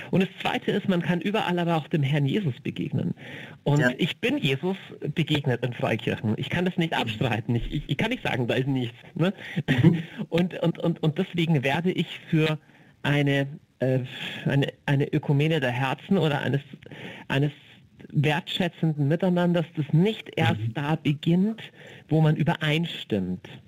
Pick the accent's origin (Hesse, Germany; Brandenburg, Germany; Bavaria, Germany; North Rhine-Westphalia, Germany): Bavaria, Germany; ich komme aus dem Niederbayerischen